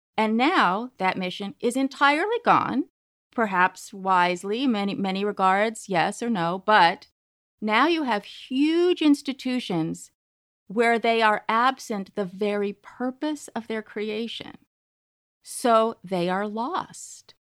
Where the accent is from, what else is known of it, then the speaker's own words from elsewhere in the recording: Berkeley, California, United States; I grew up in Berkeley